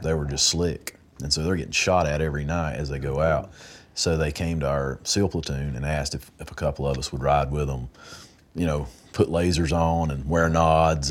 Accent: Wilkes County, North Carolina, United States; I'm from Wilkes County, right here

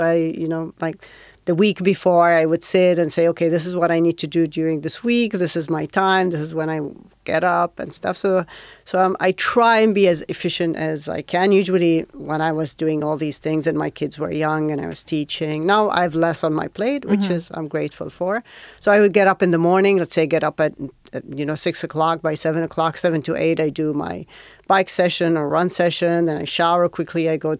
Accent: Riyadh, Riyadh Province, Saudi Arabia; born or raised there; now in Jeddah, Saudi Arabia

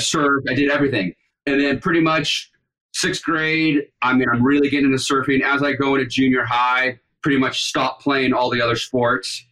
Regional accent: Capistrano Beach, California, United States; I grew up in Capistrano Beach, San Clemente, Capistrano Beach, and then you go into Dana Point

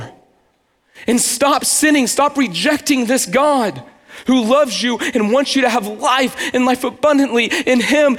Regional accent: United States; we as American Christians

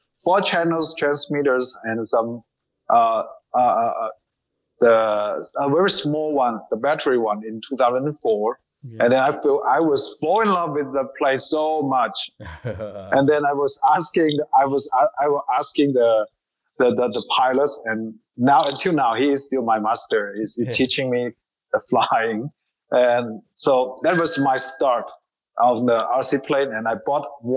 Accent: Nanning, Guangxi, China; English is a second language; I'm original here. I'm living and born here, and now I'm growing up.

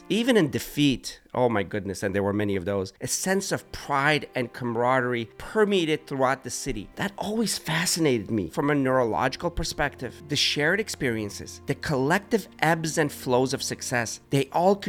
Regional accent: Pittsburgh, Pennsylvania, United States; Growing up in Pittsburgh

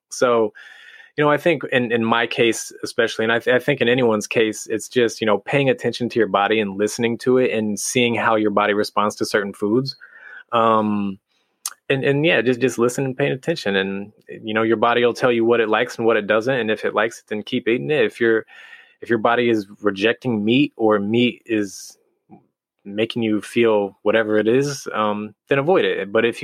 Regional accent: Midwest, United States; now in California, United States; I'm from the Midwest

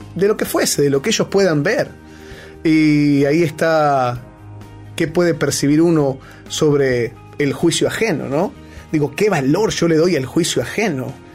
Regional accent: Argentina; moved away; also born or lived in Peru; soy argentino hasta el cuello, digo galletita, digo cuello

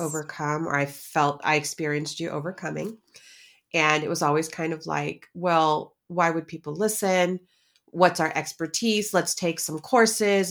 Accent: United States; we're American

